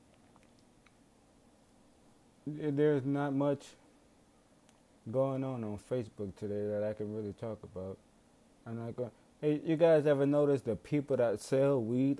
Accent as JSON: {"language": "English", "town": "Marrero", "region": "Louisiana", "country": "United States", "said": "I come from Marrero, Louisiana"}